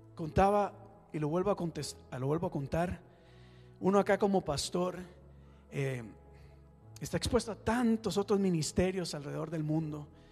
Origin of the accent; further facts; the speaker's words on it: Costa Rica; moved away; yo soy de Costa Rica